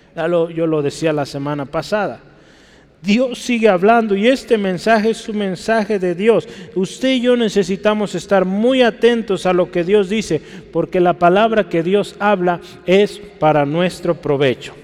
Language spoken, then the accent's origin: Spanish; Guadalajara, Jalisco, Mexico; Yo sí nací en Guadalajara